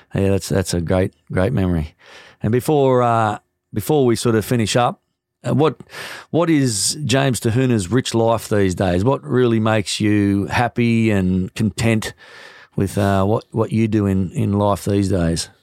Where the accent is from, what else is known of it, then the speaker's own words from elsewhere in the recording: New Zealand; as a New Zealander